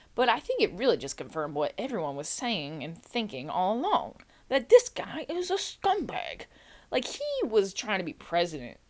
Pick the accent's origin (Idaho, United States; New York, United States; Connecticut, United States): New York, United States; I'm from New York, right? I'm from New York.